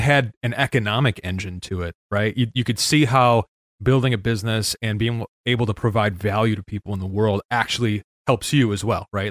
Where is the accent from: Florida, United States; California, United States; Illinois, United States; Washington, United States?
Illinois, United States; Chicago; moved away as an adult; now in Saint Joseph, Michigan, United States; I grew up in Chicago